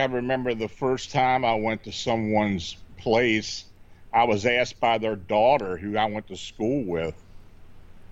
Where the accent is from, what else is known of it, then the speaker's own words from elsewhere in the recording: Hanover, Pennsylvania, United States; moved away as an adult; also born or lived in Baltimore; I was born and raised in Hanover, Pennsylvania